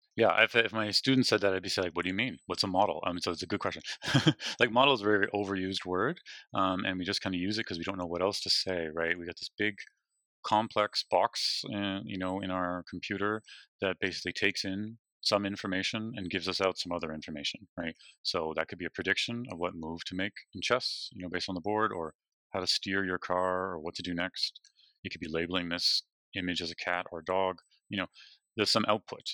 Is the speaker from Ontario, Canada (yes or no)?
yes; Toronto, Ontario, Canada; also born or lived in British Columbia; now in Waterloo, Canada; I'm from Toronto